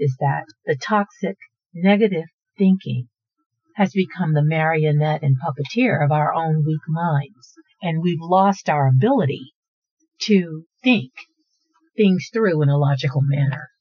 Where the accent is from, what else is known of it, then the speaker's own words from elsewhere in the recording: Houston, Texas, United States; I'm from Houston, and Houston is a very desirable place to live